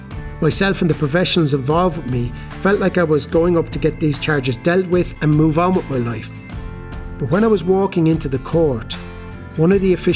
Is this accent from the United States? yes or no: no; Galway, Connacht, Ireland; I'm from Galway in Ireland, and I'm 18 years old.